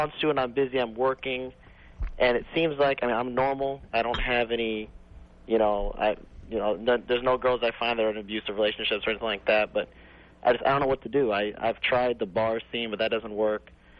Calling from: Chicago, Illinois, United States; I'm calling from Chicago.

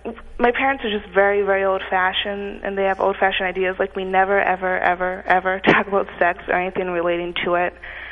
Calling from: Amherst, Massachusetts, United States

